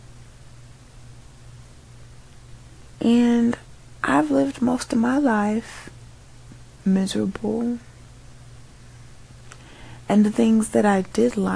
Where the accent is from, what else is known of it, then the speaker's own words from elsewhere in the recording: United States; I was so lucky to be an American.